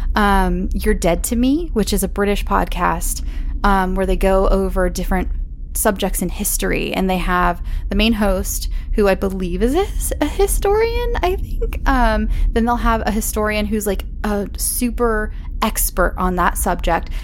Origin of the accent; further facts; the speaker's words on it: Imperial, California, United States; I'm from a place called Imperial, California